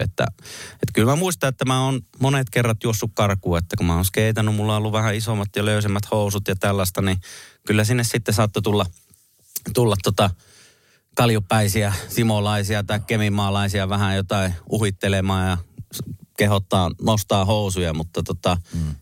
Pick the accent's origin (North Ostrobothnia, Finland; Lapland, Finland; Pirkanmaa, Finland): Lapland, Finland; Kemi; moved away; vaikka mä en ole Kemissä syntynyt, niin siellä olen kuitenkin koko on nuoruuteni ja alkuvuoteni viettänyt